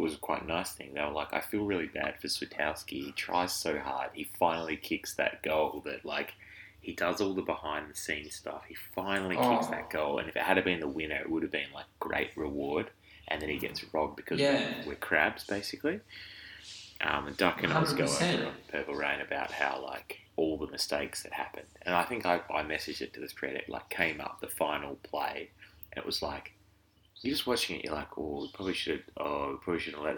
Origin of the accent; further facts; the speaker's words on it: Perth, Western Australia, Australia; I was from Perth